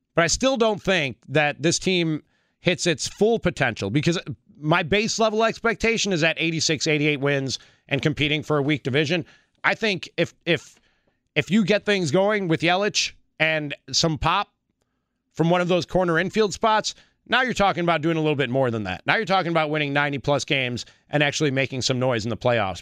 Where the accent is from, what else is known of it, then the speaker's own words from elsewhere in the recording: Chicago, Illinois, United States; I grew up in Chicago in the nineties, the glory days of the Bulls